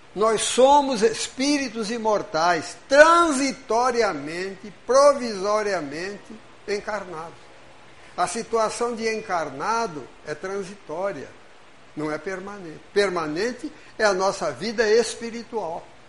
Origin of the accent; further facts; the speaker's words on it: Brazil; Nós estamos brasileiros, porque reencarnamos no Brasil